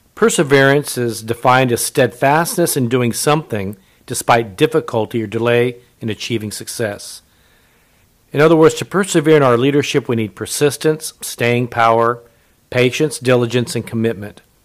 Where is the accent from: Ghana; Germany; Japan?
Japan; I was born in Japan. My mother was Japanese